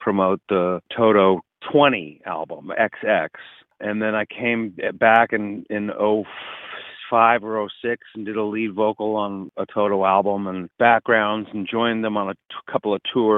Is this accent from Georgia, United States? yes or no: no; Santa Monica, California, United States; also born or lived in Encino, California / London; I was born here in California in Santa Monica and lived in Encino for the first 8 years. And then my father moved us to London for a few years